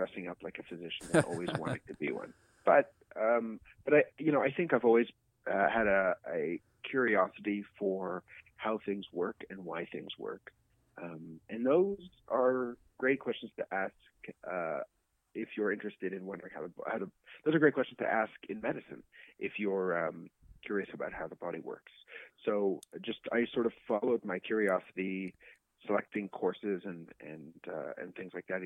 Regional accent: Canada; I'm Canadian. I did all my training in Canada

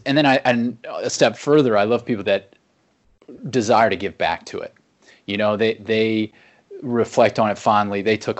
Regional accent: Akron, Ohio, United States; I'm from Akron, Ohio, and anyone that knows me knows I own about 50 different Akron t-shirts.

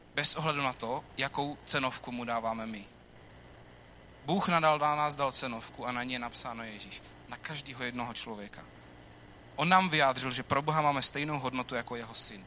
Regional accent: Czechia; my jako Češi

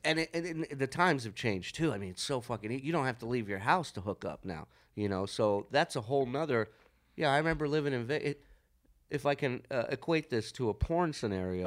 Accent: Las Vegas, Nevada, United States; we're from Vegas

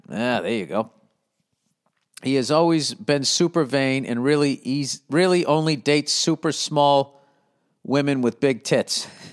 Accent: United States; I'm an American, man. USA, baby

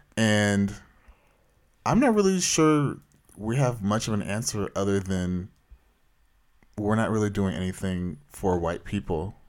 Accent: Anaheim, California, United States; I grew up in Orange County

